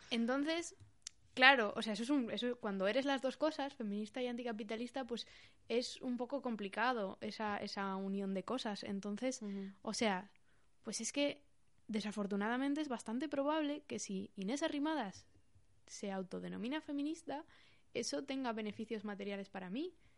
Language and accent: Spanish; Pamplona, Navarre, Spain; soy de Pamplona